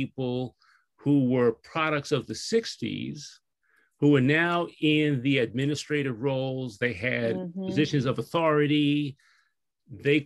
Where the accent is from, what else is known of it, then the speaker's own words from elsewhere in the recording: New York, United States; I'm a New Yorker.